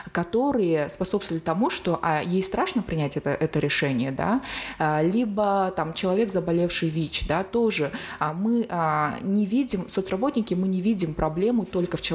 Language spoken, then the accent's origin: Russian; Semey, Abai Region, Kazakhstan; преподавала социальную работу в медакадемии в городе Семей, в моем родном городе.